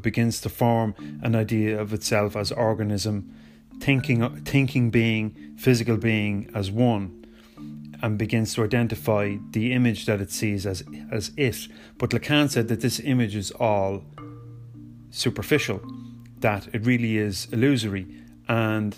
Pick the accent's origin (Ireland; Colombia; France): Ireland; I am Irish